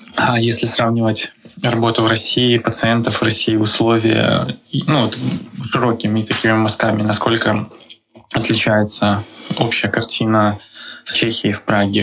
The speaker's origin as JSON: {"language": "Russian", "country": "Belarus", "moved": "yes", "lives_now": "Prague, Czech Republic", "said": "я сам из Беларуси"}